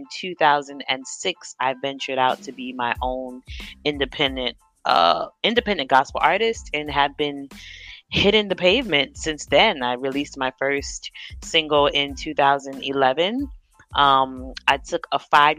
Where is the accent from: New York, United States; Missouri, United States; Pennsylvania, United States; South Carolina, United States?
New York, United States; I am from New York. I live in New York, but my background, my late father was from Ghana, West Africa.